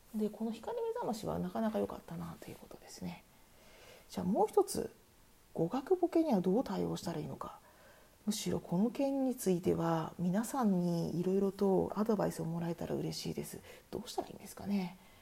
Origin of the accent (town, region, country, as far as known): Japan; now in Germany